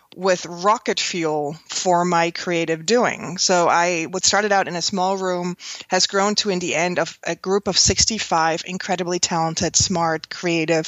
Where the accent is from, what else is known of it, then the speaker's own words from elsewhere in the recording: Switzerland; moved away as an adult; now in New York, United States; I grew up in Switzerland on the Swiss countryside